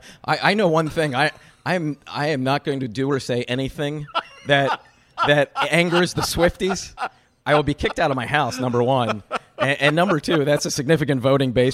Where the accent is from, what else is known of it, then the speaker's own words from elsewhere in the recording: Pennsylvania, United States; I'm from Pennsylvania, the single biggest battleground state in the country.